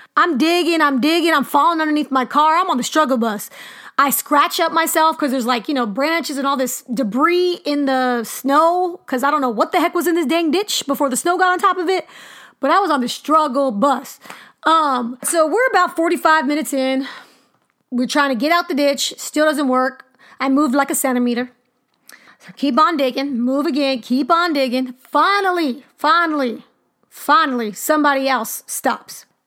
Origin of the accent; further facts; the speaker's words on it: California, United States; moved away as an adult; also born or lived in Wyoming; now in Missouri, United States; I'm from California